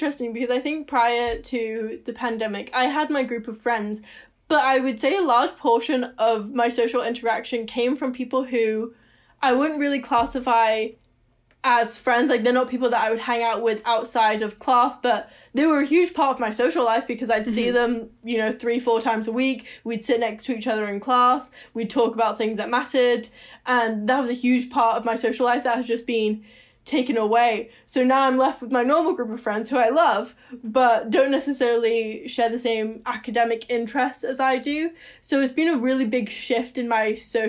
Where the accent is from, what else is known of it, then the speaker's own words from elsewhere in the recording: Seattle, Washington, United States; moved away as an adult; now in Victoria, Canada; I moved home to Seattle because I'm not a Canadian citizen